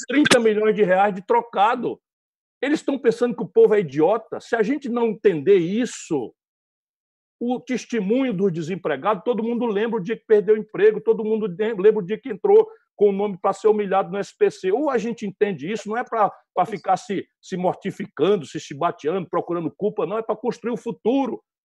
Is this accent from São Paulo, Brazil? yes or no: no; interior of Ceará, Brazil; eu sou daqui do Nordeste, embora tenha sido nascido no interior do Ceará